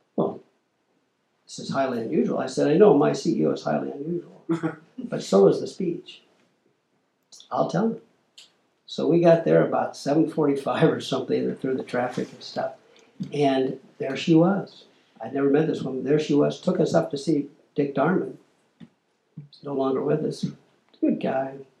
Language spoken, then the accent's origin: English; Midwest, United States; I'm from the Midwest